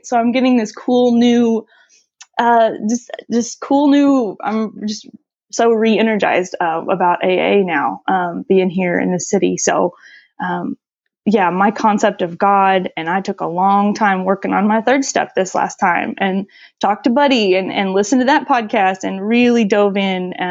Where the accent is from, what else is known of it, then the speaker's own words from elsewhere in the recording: St. Louis, Missouri, United States; I said that I was from St. Louis